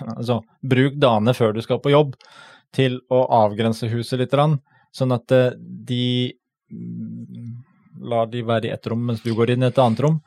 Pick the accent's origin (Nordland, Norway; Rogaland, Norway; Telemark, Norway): Telemark, Norway; vi er fra Telemark.